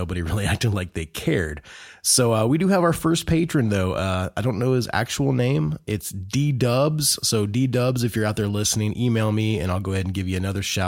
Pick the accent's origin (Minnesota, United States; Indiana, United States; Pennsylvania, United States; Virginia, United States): Indiana, United States; Growing up in Indiana, there's quite a Christian hardcore metal scene in Indiana